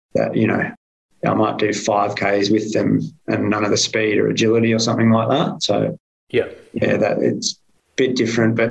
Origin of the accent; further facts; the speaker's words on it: Perth, Western Australia, Australia; also born or lived in Melbourne / England; I grew up in Perth